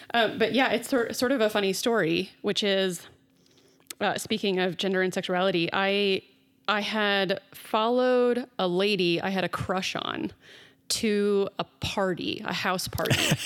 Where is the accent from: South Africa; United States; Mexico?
United States; Dallas, Texas; I grew up in Dallas in the South in the Bible Belt